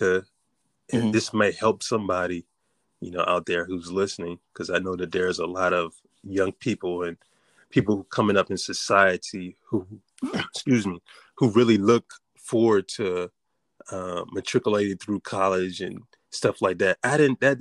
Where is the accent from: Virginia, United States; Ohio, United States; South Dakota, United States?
Virginia, United States; Richmond; now in Norfolk, United States; I'm from Richmond, Virginia. Mm-hmm. I grew up as a preacher's kid.